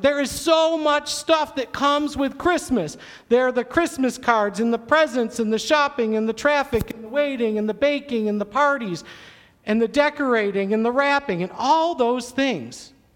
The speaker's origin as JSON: {"language": "English", "town": "Syracuse", "region": "New York", "country": "United States", "tie": "born or raised there", "said": "I grew up in Syracuse, New York, kind of in the Finger Lakes region"}